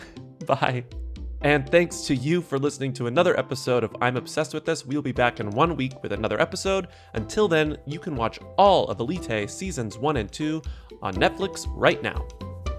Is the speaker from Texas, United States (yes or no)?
yes; Texas, United States; I'm from Texas, too.